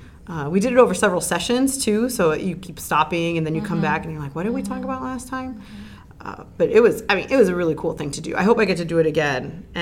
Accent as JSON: {"language": "English", "town": "Miami", "region": "Florida", "country": "United States", "said": "well, we need to go all the way back because I am from Miami and that's the natural way of talking."}